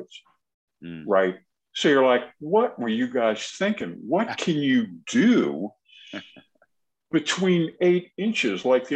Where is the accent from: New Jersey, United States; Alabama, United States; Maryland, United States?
Maryland, United States; Glenmont; I grew up in Glenmont, right down the road from George Avenue